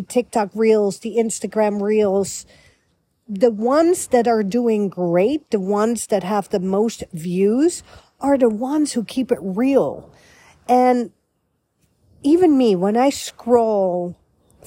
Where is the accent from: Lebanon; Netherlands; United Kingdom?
Netherlands; also born or lived in Beverly Hills, United States / Florida, United States; now in United States; a European girl born and raised in the Netherlands, capital Amsterdam